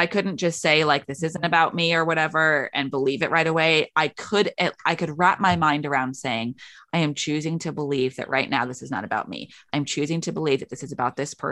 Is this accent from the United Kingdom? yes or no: yes; United Kingdom; we're both British